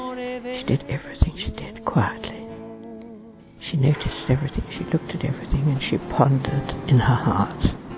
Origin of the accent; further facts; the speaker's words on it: England, United Kingdom; I come from England.